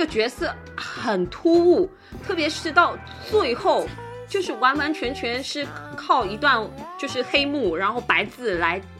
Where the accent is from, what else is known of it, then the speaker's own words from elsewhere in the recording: China; 毕竟是日本的那种演戏方式，所以其实对我们中国人来讲的话，你会觉得他，他就是在人物里头，他在演戏。